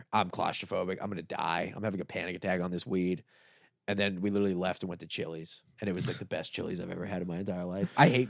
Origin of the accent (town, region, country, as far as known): South Florida, United States